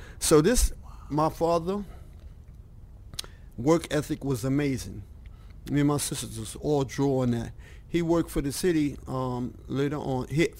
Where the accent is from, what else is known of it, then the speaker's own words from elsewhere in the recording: New York City, New York, United States; And like when I was first born and growing up in East Harlem, the poorest neighborhood in East Harlem